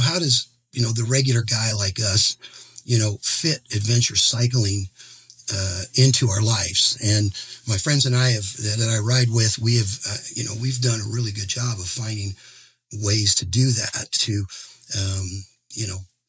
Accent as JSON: {"language": "English", "town": "Boise", "region": "Idaho", "country": "United States", "said": "I am from Boise, Idaho"}